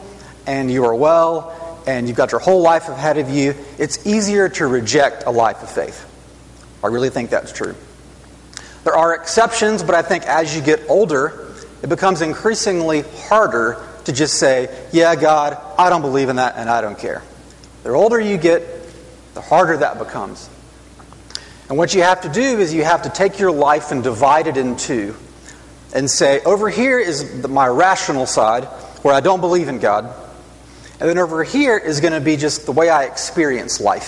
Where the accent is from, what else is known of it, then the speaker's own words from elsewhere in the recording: Huntsville, Alabama, United States; I grew up mostly around Huntsville, Alabama